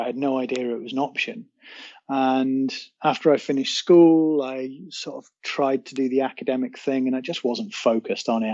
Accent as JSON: {"language": "English", "region": "North Wales", "country": "United Kingdom", "tie": "born or raised there", "said": "I guess North Wales has been home for at least two thirds of my life"}